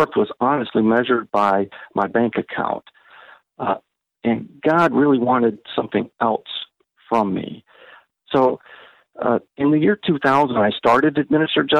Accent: Ohio, United States; moved away; I grew up in Ohio.

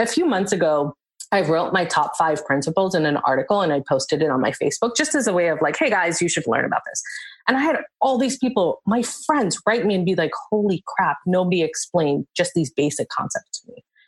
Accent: India; And my husband's African and I'm Indian.

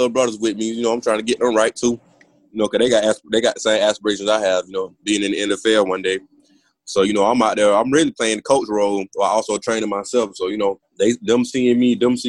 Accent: Georgia, United States; moved away; I'm from Georgia

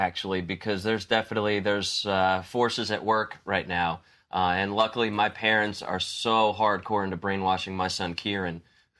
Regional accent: United States; because I'm from the New Jersey, sort of New York area.

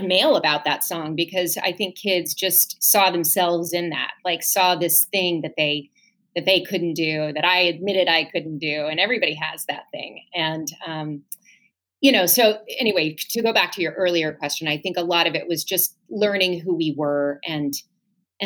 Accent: Lakeland, Florida, United States; moved away; my hometown of Lakeland

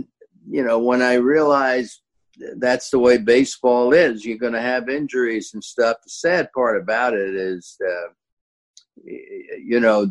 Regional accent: New York City, New York, United States; in my hometown to boot

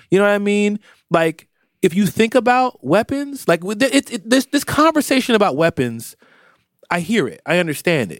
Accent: Philadelphia, Pennsylvania, United States; also born or lived in Florida; I spent the majority of my time in Philadelphia. I was born here and I spent the majority of my time here. So I am a Philadelphian. I was raised here in a lot of ways

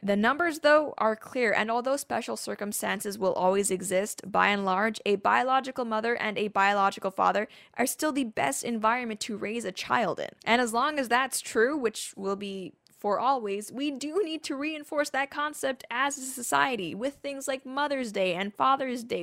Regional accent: Canada; as a Canadian

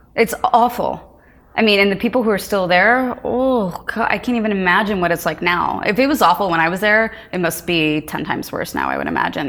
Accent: Lawrence, Kansas, United States; moved away; also born or lived in Princeton, New Jersey; I grew up in Lawrence, Kansas

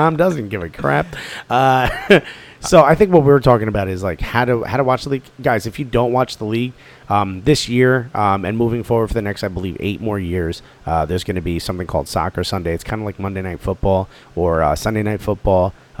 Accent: Newark, New Jersey, United States; also born or lived in New York; I'm even talking about from my experience from Newark.

